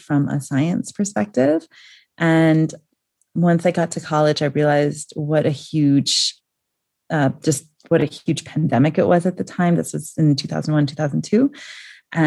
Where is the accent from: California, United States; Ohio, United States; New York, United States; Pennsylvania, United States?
New York, United States; moved away as an adult; now in Nairobi, Kenya; I grew up in New York and that's just how people talk